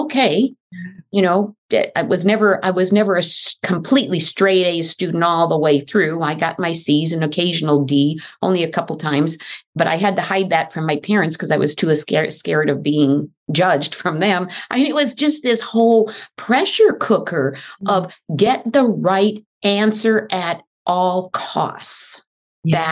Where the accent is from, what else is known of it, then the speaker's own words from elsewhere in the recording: Midwest, United States; moved away as an adult; also born or lived in Mexico; now in California, United States; I grew up in the Midwest